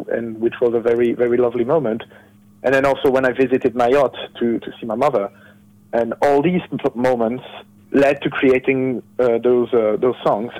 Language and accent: English; France; I'm from France